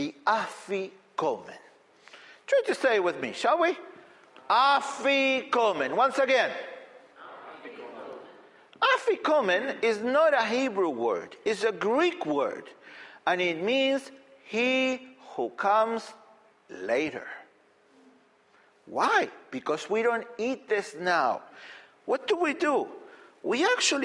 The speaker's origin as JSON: {"language": "English", "country": "Argentina", "tie": "born or raised there", "moved": "yes", "said": "I grew up in Argentina"}